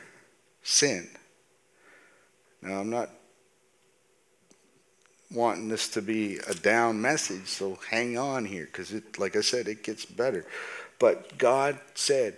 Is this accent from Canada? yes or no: yes; Canada; I was born and raised in Canada. Canada is where I'm from, and so I consider Canada my home.